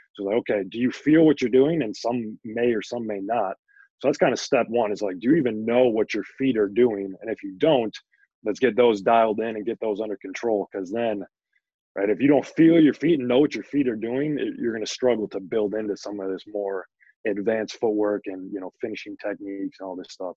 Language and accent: English; Princeton, Minnesota, United States; I grew up in Princeton